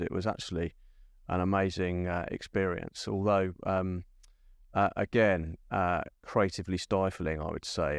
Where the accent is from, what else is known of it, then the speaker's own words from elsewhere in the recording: London, United Kingdom; growing up in South London